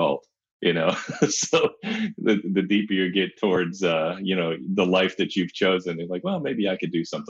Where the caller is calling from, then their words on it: Indianapolis, Indiana, United States; I am just the north side of Indianapolis.